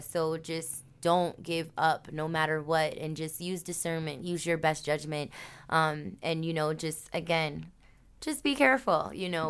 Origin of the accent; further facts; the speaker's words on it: United States; I may be black American